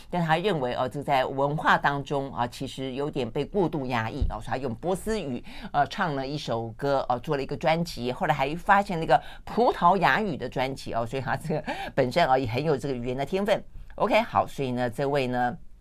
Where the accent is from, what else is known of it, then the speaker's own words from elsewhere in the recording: Tainan, Taiwan; 我像我们小时候在台南